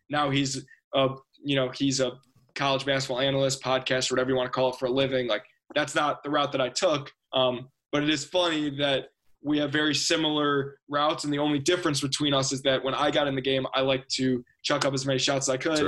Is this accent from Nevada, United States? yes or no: no; Chicago, Illinois, United States; I was from Chicago